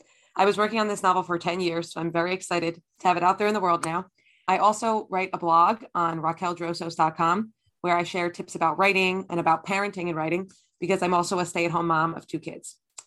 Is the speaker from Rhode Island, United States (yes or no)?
no; New Jersey, United States; So I grew up in New Jersey, in North Jersey, in Essex County, and I still live there with my family now.